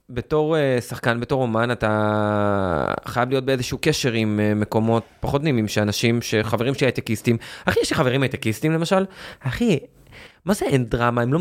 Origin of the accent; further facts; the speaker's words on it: Or Yehuda, Tel Aviv District, Israel; אני גדלתי, אני גדלתי באור יהודה